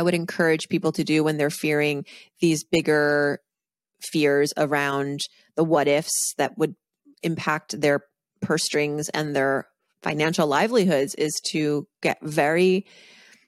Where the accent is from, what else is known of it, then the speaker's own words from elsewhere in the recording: Massachusetts, United States; growing up on the East Coast in Massachusetts